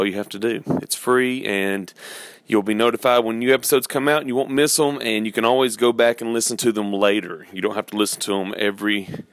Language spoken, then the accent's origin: English; Georgia, United States; I'm from Georgia